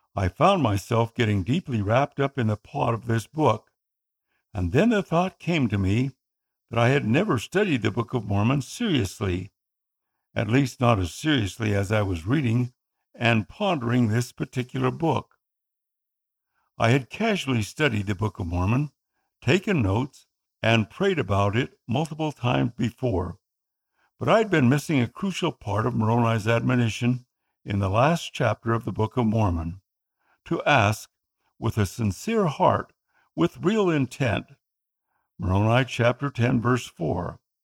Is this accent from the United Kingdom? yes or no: no; Philippines; first language Tagalog; my native tongue, Tagalog